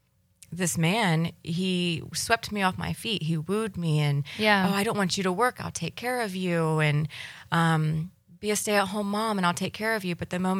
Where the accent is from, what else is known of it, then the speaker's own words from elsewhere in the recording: Fort Walton Beach, Florida, United States; I was born and raised in Fort Walton Beach here locally on the Emerald Coast